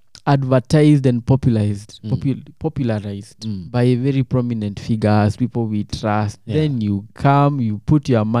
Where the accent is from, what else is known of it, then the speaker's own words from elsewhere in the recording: Kenya; now in United States; I live and work in the US, but I am a Kenyan and I want to retire there.